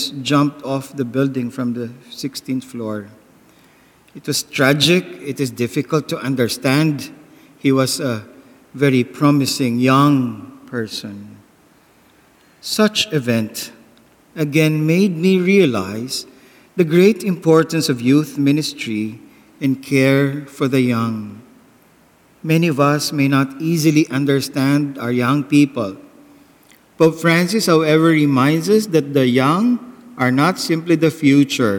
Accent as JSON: {"language": "English", "town": "Daet", "region": "Bicol Region", "country": "Philippines", "said": "I come from the Philippines, from Dait Camarines Norte."}